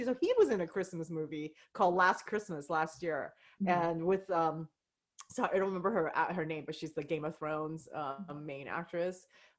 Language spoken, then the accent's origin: English; United States; I loved hearing Asians with like Australian and British accents, you know, growing up in the United States.